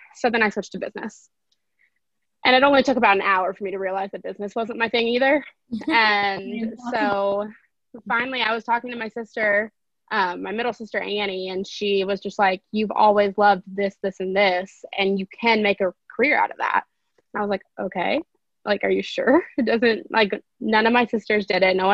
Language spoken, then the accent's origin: English; Lexington, Kentucky, United States; I am from Lexington, Kentucky, so where UK is, and I majored in journalism at UK with a minor in business. And yeah, so I've pretty much just been in Lexington my entire life